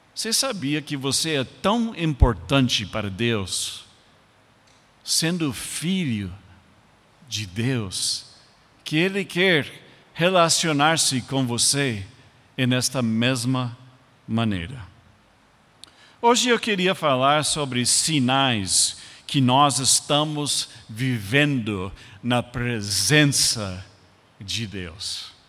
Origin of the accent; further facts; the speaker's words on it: United States; Portuguese is a second language; moved away as an adult; also born or lived in Brazil; eu como americano